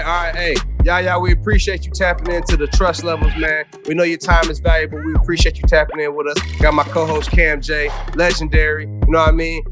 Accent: Flint, Michigan, United States; I'm from Flint, Michigan.

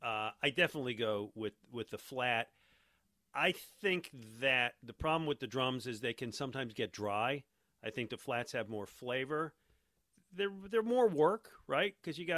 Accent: Buffalo, New York, United States; moved away; I grew up in Buffalo, New York.

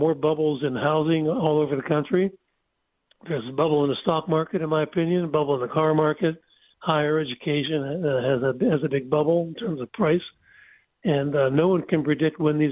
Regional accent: Pennsylvania, United States; I'm from Pennsylvania

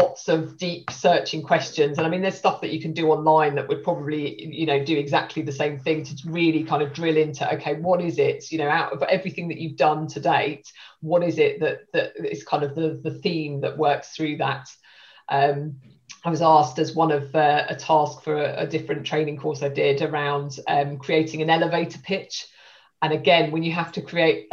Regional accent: Stevenage, East of England, United Kingdom; also born or lived in Hitchin; I'm from Stevenage in Hertfordshire. That's where I grew up

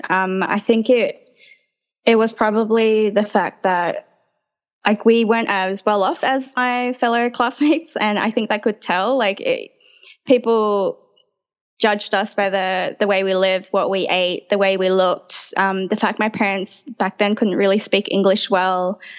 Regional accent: Sydney, New South Wales, Australia; I was born in the RPA uh, and I grew up in around the Marrickville area. I still live around the Marrickville area, so it's very much my home.

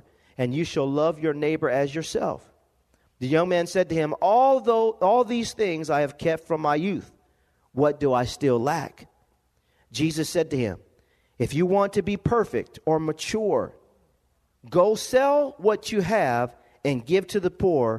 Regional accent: Lompoc, California, United States; growing up in Lompoc, California, living in a one-bedroom home, apartment

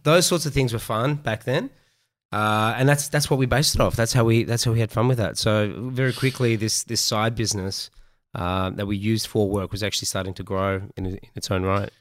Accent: Melbourne, Victoria, Australia; I am from Melbourne, uh, born and bred in Melbourne

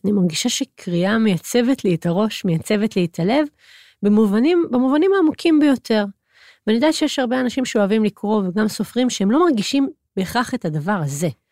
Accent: Hod HaSharon, Central District, Israel; גדלתי בהוד השרון

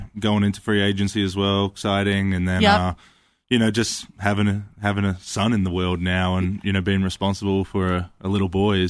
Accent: Melbourne, Victoria, Australia; Yeah, so I grew up in Melbourne, Australia, pretty central, inner city kind of grew up.

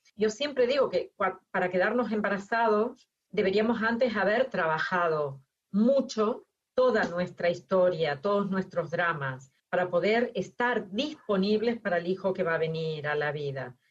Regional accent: Argentina; moved away; yo que nací en Argentina, me encontré en Argentina con mi marido que es de Cataluña

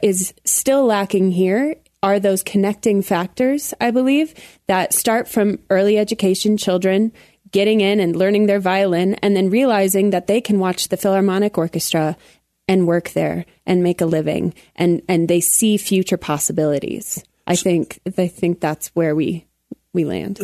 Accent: Colorado Springs, Colorado, United States; I grew up in Colorado Springs

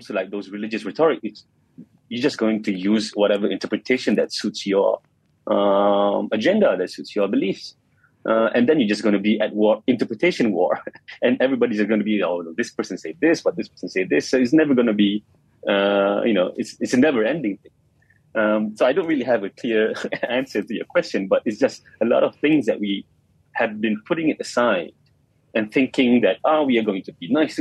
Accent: Malaysia; being Malaysian

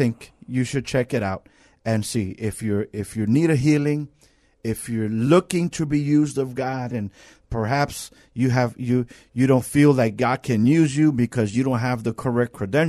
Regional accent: New York, United States; now in San Antonio, United States; and that's a big thing for me because I'm from New York.

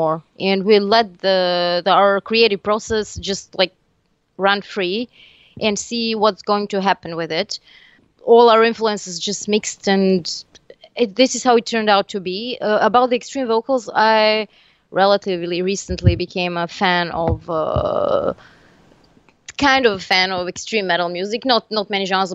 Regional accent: Serbia; first language Serbian; English is a second language; now in Tunisia; I am from Serbia, but currently I live in Tunisia

